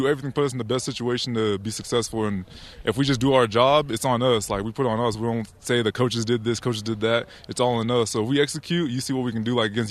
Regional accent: Liberia; now in United States; Like, when I came from Liberia, I came smiling because it's like I'm living the American dream

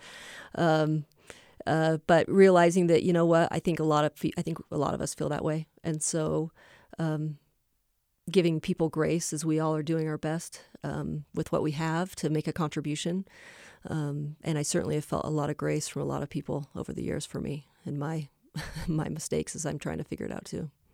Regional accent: Boise, Idaho, United States; I grew up in Boise, Idaho

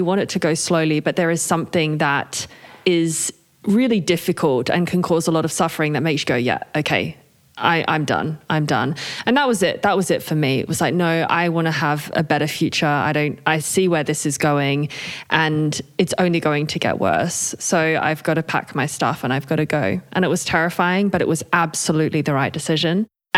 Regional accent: Australia; accent: hybrid Australian-British; also born or lived in United Kingdom; now in Switzerland; I am Australian and British, hence the hybrid accent, and currently live in Switzerland.

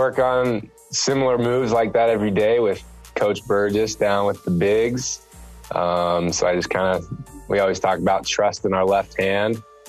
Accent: Texas, United States; moved away as an adult; We grew up together in Texas.

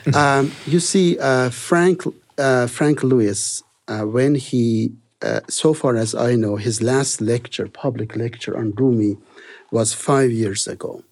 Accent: Iran; moved away as an adult; also born or lived in Salt Lake City, United States; I was born in Iran, and, uh, Persian is the main language in that country

